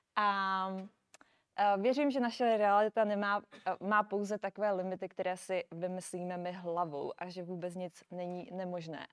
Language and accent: Czech; Brno, South Moravian Region, Czechia; moved away as an adult; now in Prague, Czech Republic; nejsem z Prahy, já jsem z Brna. Takže, takže jsem se přestěhovala do Prahy